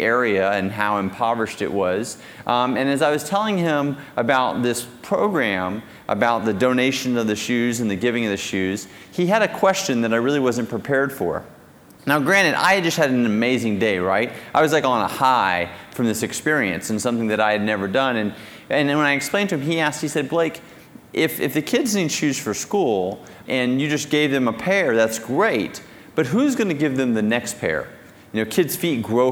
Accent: Texas, United States; I grew up in Texas and middle-class family

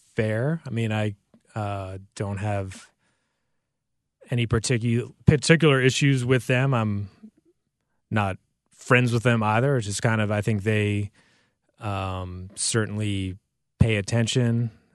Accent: United States; moved away; I grew up in the New York, New Jersey area

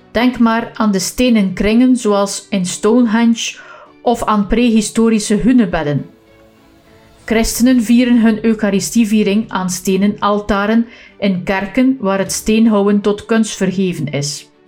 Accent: Flanders, Belgium; Als West-Vlaming moet ik nog eventjes verduidelijken dat ik hiermee niet het edelmetaal goud bedoel, maar wel hout vanuit een bos.

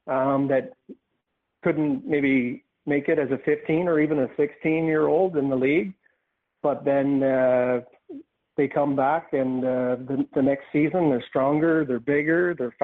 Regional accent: Windsor, Nova Scotia, Canada; now in Truro, Canada; I grew up in Windsor and the West Hants minor hockey system

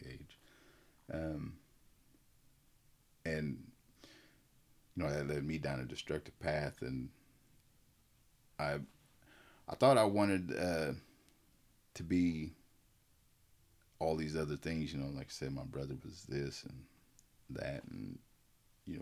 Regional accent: Preston, Oklahoma, United States; also born or lived in Tulsa, Oklahoma / Okmulgee, Oklahoma; I was born in Tulsa, Oklahoma. I was raised in Preston. I went to school at Preston for about, I don't know how many years it was, but I know I left in eighth or ninth grade. I had moved to Okmulgee

